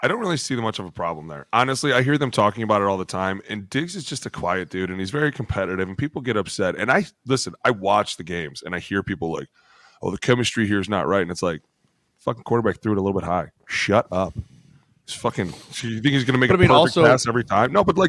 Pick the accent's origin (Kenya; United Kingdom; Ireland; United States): United States; Philadelphia, Pennsylvania; Just probably because I'm from Philly, and that's what I do.